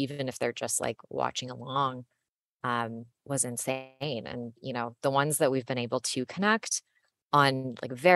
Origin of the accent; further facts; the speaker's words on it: San Francisco, California, United States; born and raised in the Bay Area